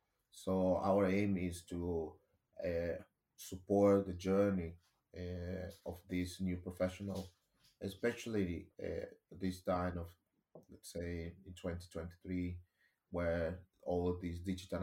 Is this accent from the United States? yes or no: no; Nicaragua; English is a second language; moved away as an adult; now in United Kingdom; and I remember when I moved to the UK, because I'm originally from Latin America, a tiny country called Nicaragua, I explored multiple opportunities.